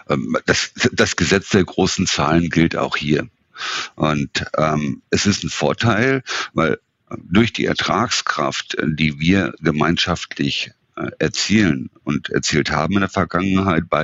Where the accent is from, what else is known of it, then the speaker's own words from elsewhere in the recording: Northern Germany, Germany; wenn der Franz und Jochen schnell miteinander sprechen und ich als Norddeutscher habe da schon teilweise meine Schwierigkeiten zu folgen